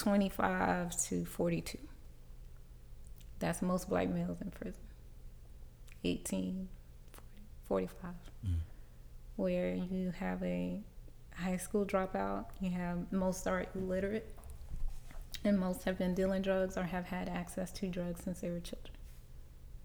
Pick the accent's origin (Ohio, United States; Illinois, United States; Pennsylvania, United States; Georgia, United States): Georgia, United States; Riverdale; I grew up in Riverdale, Georgia.